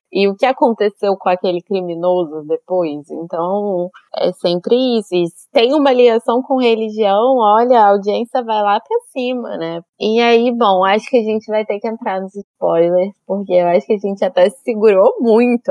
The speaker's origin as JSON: {"language": "Portuguese", "country": "Brazil", "said": "na nossa vivência sendo brasileiro"}